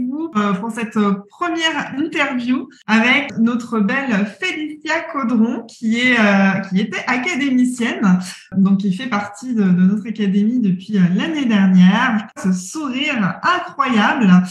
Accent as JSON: {"language": "French", "town": "Brussels", "region": "Brussels-Capital Region", "country": "Belgium", "said": "je viens de Bruxelles."}